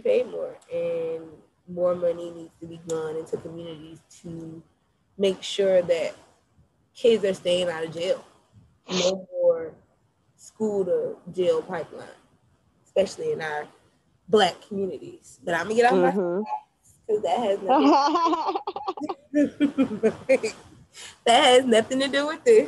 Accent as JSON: {"language": "English", "country": "United States", "said": "us as the American people"}